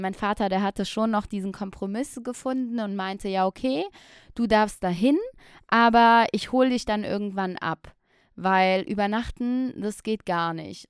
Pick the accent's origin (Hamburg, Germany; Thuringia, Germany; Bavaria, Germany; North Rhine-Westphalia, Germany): North Rhine-Westphalia, Germany; Aachen; now in Düsseldorf, Germany; ich bin in Aachen geboren und aufgewachsen